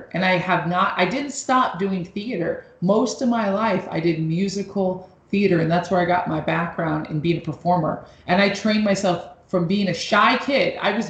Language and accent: English; Los Angeles, California, United States; also born or lived in New York; I'm originally from Los Angeles and New York, and I love making music.